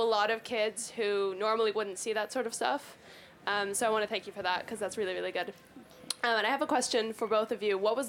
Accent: United States; I'm American, and I'm just graduated from high school.

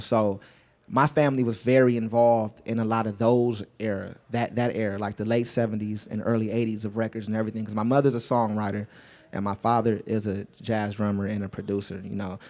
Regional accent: Los Angeles, California, United States; I'm not from the outskirts of Los Angeles. I'm really from Los Angeles, California

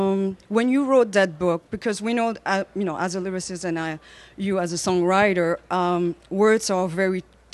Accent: Belgium; now in New York, United States; I'm actually live in New York, but I'm from Belgium

